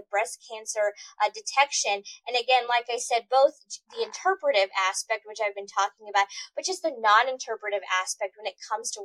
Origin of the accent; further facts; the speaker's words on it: Missouri, United States; also born or lived in Boston, Massachusetts; I'm from here